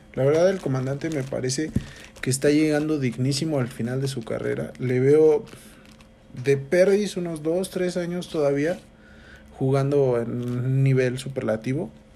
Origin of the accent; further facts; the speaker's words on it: Mexico; yo soy mexicano